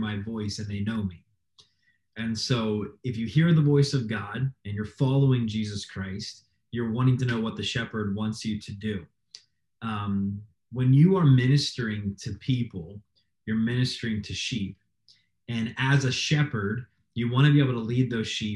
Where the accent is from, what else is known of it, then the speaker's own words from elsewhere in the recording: Florida, United States; moved away as an adult; also born or lived in Nevada; now in Toledo, United States; I'm from Florida